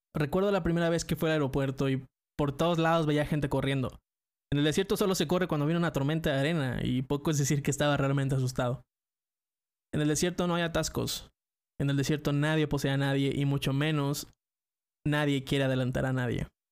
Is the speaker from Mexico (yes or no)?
yes; Mexico; soy mexicano